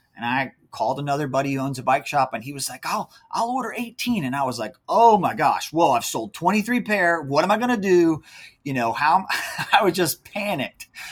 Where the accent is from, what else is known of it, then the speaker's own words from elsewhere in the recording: near Charlottesville, Central Virginia, United States; now in North Carolina, United States; my wife and I both are from Central Virginia, so up near the Charlottesville area. Born and raised there.